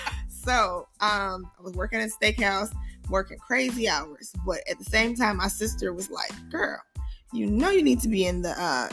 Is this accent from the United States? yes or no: yes; Detroit, Michigan, United States; moved away as an adult; also born or lived in Chicago, Illinois; I am from the west side of Detroit, Michigan.